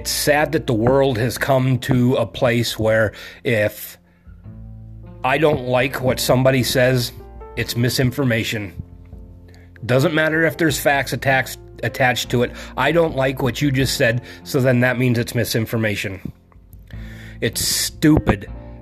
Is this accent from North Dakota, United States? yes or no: yes; North Dakota, United States; moved away; I'm originally from North Dakota. All of my family is still there.